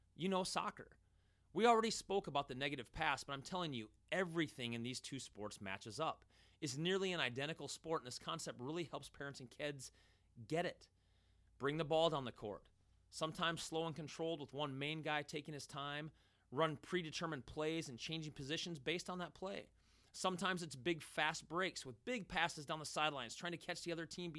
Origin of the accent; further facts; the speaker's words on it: United States; we as American soccer watchers